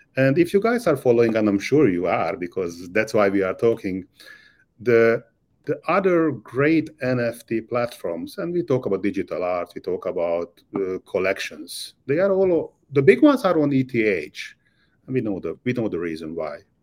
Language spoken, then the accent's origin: English; Budapest, Hungary; moved away as an adult; now in Miami, United States; I was born and raised in Budapest, Hungary.